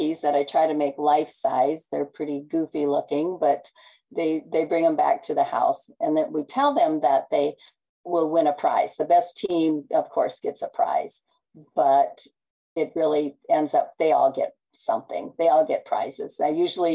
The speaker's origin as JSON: {"language": "English", "region": "Nebraska", "country": "United States", "said": "I'm from Nebraska"}